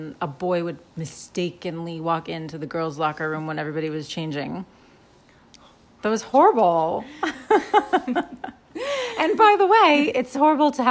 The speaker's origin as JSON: {"language": "English", "area": "Adirondacks", "region": "New York", "country": "United States", "tie": "born or raised there", "said": "We grew up in the Adirondacks"}